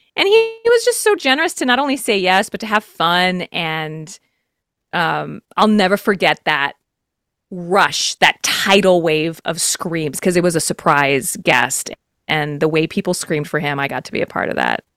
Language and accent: English; Texas, United States; I'm from Texas